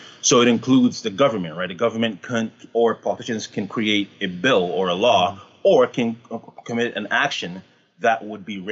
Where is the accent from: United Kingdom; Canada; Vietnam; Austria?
Canada; I'm Canadian